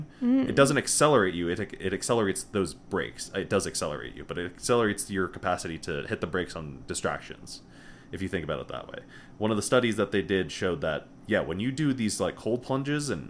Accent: Connecticut, United States; moved away as an adult; we're both from Connecticut

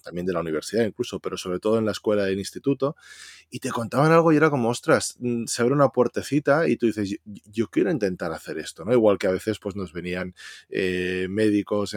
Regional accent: Valencia, Valencian Community, Spain; yo que soy de Valencia

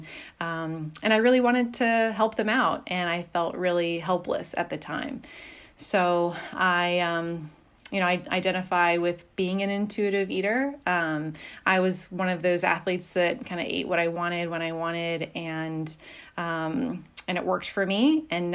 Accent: Pacific Northwest, United States; moved away; I grew up in the Pacific Northwest

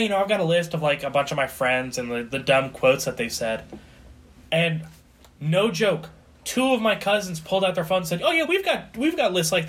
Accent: New Jersey, United States; we're Italian because we're from Jersey.

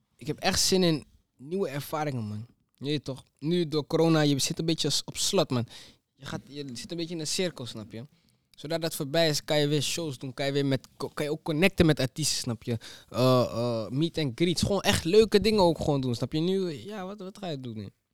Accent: Almere, Flevoland, Netherlands; omdat ik kom van Ali

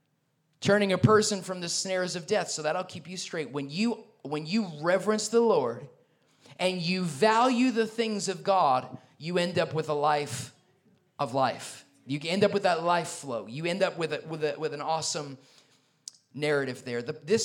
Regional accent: New York, United States; because I'm a New Yorker

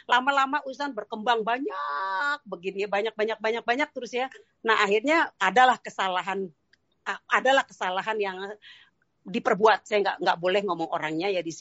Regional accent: Jakarta, Indonesia; saya orang Betawi ya, uh, orang Betawi Sunda juga.

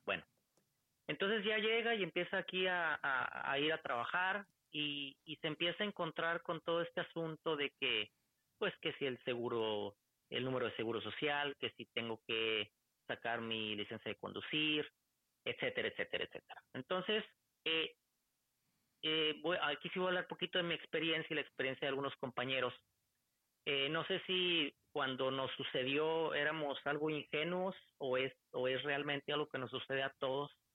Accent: Torreón, Coahuila, Mexico; moved away as an adult; also born or lived in Ciudad Juárez / Tennessee; now in Michigan, United States; Yo soy originario de Torreón, Coahuila, ciudad del norte de, México

